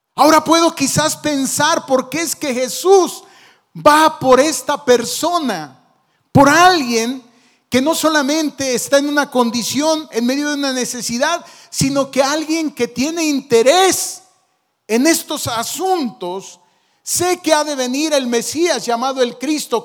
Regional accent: Zacapu, Michoacán, Mexico; born or raised there

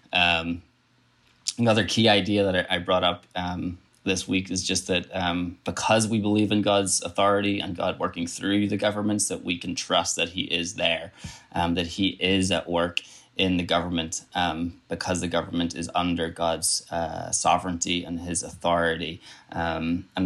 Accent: Ireland; I'm, I'm from Ireland, as I've already said. I got, actually have two passports one that says I'm Irish, one that says I'm British.

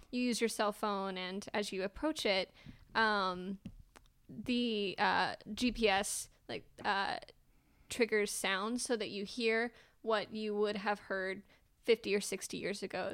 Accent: Calhoun, United States; moved away as an adult; now in Austin, United States; I grew up in Calhoun, which, if you haven't been there, there's, um, one stoplight in our entire county

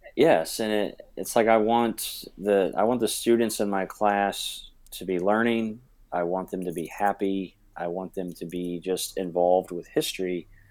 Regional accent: New Richmond, Ohio, United States; New Richmond is a small town, um, along the Ohio River, about twenty minutes from Cincinnati. It's where I graduated from. It's where I grew up, and now I'm back there teaching

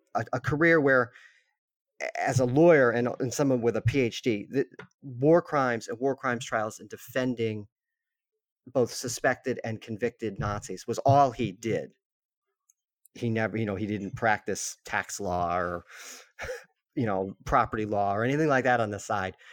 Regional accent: Massachusetts, United States; I grew up in, I'm in Massachusetts

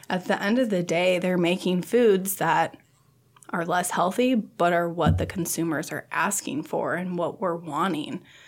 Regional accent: Sioux Falls, South Dakota, United States; moved away as an adult; now in Nebraska, United States; I'm from Sioux Falls, South Dakota.

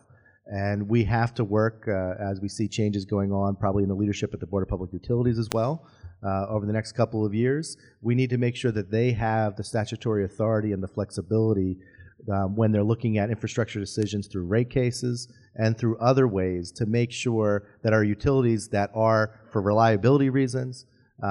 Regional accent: Hamilton, New Jersey, United States; Hamilton, my hometown

